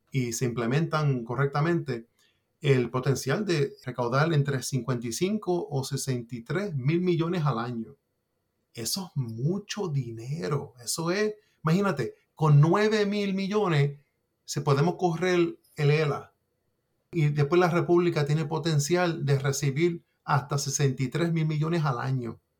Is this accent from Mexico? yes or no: no; Puerto Rico